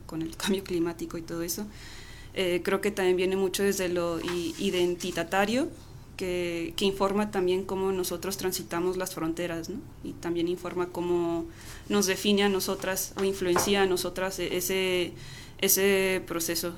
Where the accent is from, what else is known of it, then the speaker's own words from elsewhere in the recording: Chihuahua, Mexico; moved away; also born or lived in United States; yo crecí en Chihuahua Capital, pues eh, en los noventas me llevaron a nacer al otro lado